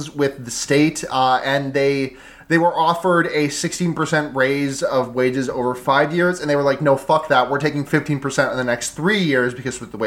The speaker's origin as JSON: {"language": "English", "country": "United States", "said": "we are American"}